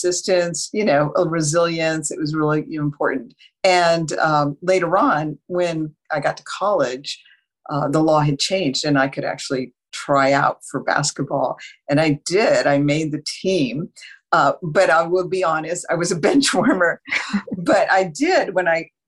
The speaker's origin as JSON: {"language": "English", "town": "Las Cruces", "region": "New Mexico", "country": "United States", "tie": "born or raised there", "also_born_or_lived": "Ellsworth Air Force Base, South Dakota", "said": "they returned to Las Cruces, New Mexico. So I grew up in the beautiful desert Southwest."}